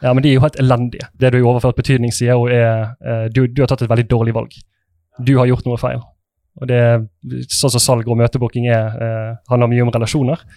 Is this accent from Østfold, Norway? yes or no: no; Sotra, Vestland, Norway; Jeg er fra Sotra